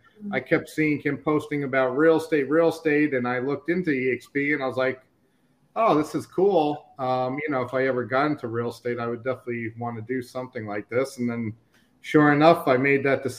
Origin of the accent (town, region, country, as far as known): New York City, New York, United States; born or raised there; moved away as an adult; now in Babcock Ranch, United States